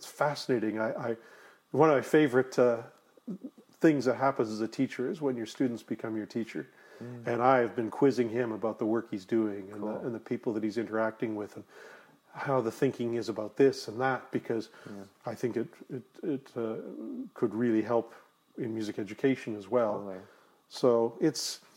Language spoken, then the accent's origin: English; Delta, British Columbia, Canada; In Delta, North Delta